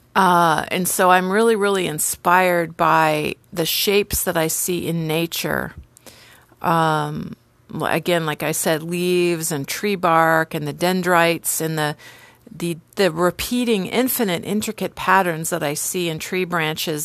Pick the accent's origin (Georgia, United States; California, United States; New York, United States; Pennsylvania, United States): California, United States; San Diego; I grew up in San Diego